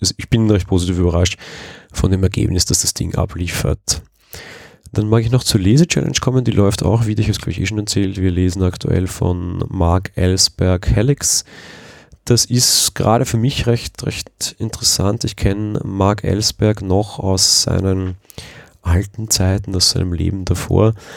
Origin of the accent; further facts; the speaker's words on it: Vienna, Austria; Als Wiener und aus Wien kommend